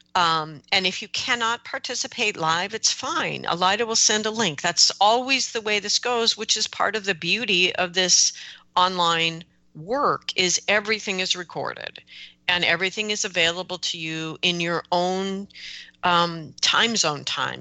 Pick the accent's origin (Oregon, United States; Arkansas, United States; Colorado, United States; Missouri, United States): Oregon, United States; they're oregonians like me